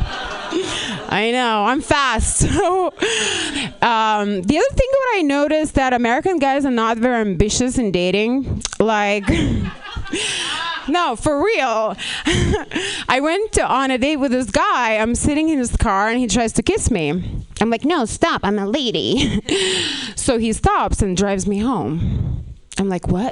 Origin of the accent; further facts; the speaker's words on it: Lithuania; moved away as an adult; now in Los Angeles, United States; I'm not even Russian. I'm actually from Lithuania.